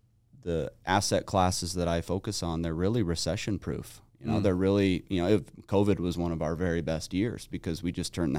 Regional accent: Salt Lake City, Utah, United States; Yeah, I grew up here in Utah.

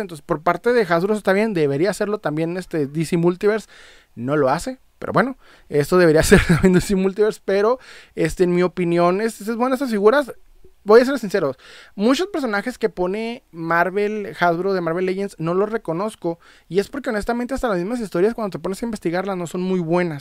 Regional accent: Ciudad Juárez, Chihuahua, Mexico; soy de Ciudad Juárez, Chihuahua

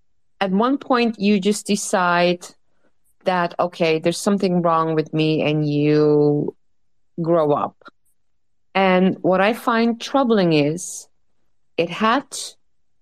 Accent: Netherlands; English is a second language; I'm from Holland, so excuse me if I have any, you know, linguistic problems or if you have trouble understanding me.

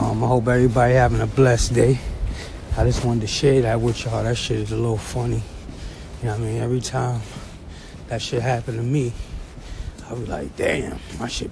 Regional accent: New York City, New York, United States; I'm from Flatbush, Brooklyn

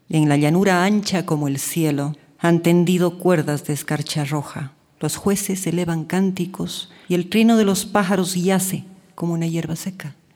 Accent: Cuenca, Azuay, Ecuador; la ciudad de Cuenca para mí ha sido mi madre, mi enemiga, mi confidente

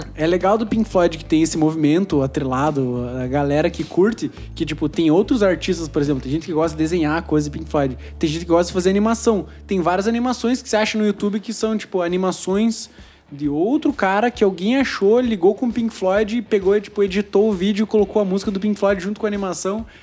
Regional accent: Brazil; Toda a nossa raiz, como sul-americanos, como brasileiros

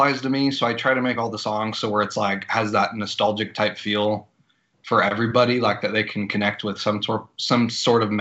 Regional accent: Logansport, Indiana, United States; moved away; I'm originally from Indiana, a little small town called Logansport.

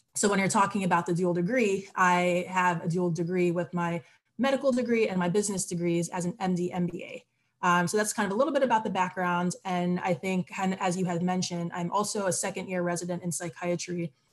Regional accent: Barbados; also born or lived in United States / Trinidad and Tobago (roots); now in Philadelphia, United States; I'm originally from the Caribbean. I was born in Barbados and I also have Trinidadian and Tobagonian roots. Um, and I share that just because for me, the Caribbean is home, even though I've lived in the US for the majority of my life.

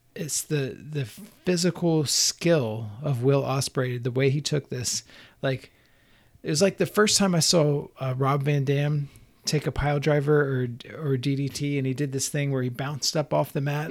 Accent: Southeast, United States; growing up in the Southeast is, like, an artsy-ish kid

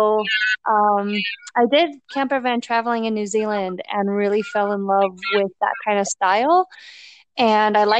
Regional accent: Arizona, United States; also born or lived in Minnesota / Colorado; I was born in Minnesota and I ended up moving to Arizona with my family and my mom. And I lived in Arizona, went to elementary school, junior high school, and then most of college.

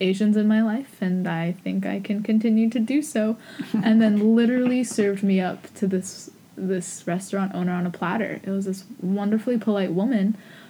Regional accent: East Coast, United States; I'm half Japanese, but I'm from America. I'm fifth generation.

